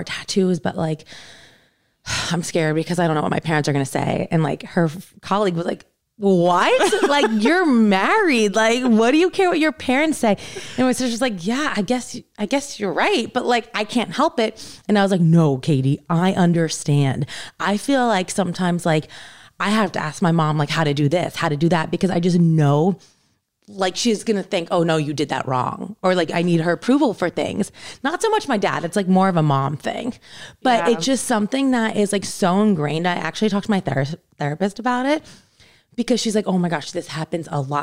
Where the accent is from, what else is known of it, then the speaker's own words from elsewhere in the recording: United States; I'm American